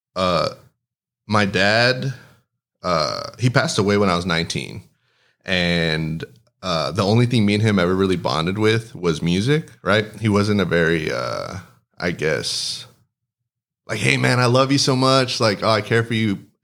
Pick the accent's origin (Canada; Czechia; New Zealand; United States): United States; Del Rio, Texas; born or raised there; first language Spanish; English is a second language